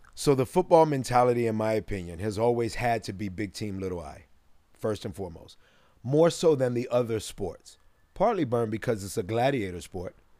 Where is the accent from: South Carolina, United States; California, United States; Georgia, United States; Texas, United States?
Georgia, United States; Decatur; I'm from Little Decatur.